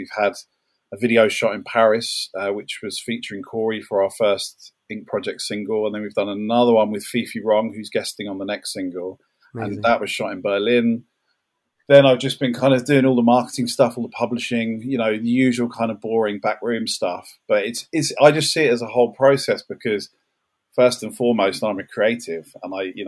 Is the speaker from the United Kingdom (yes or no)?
yes; London, United Kingdom; I grew up in South London